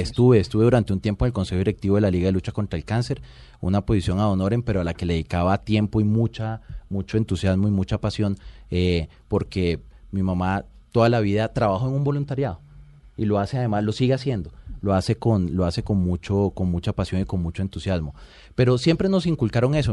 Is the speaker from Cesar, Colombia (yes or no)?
yes; Valledupar, Cesar, Colombia; also born or lived in Riohacha, La Guajira; crecí en Valledupar, de los 8 a los 16 años estuve, estuve en Valledupar